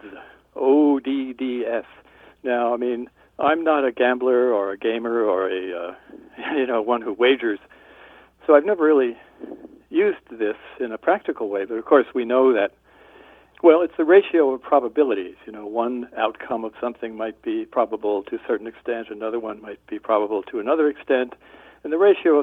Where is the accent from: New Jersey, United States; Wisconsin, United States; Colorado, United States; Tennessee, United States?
New Jersey, United States; now in Tucson, United States; from early childhood on, I grew up on the East Coast, New Jersey